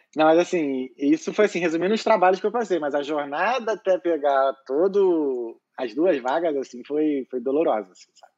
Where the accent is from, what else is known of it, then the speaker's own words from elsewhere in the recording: Rio de Janeiro, Brazil; moved away as an adult; now in Dublin, Ireland; eu sou carioca, tenho 32 anos